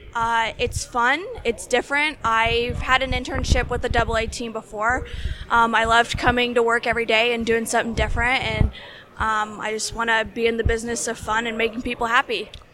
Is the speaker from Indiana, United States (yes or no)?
yes; Indianapolis, Indiana, United States; I'm from Indianapolis, Indiana